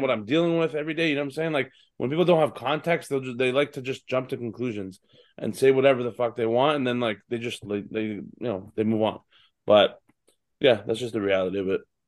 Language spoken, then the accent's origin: English; Toronto, Ontario, Canada; my hometown in, in, uh, Scotiabank Arena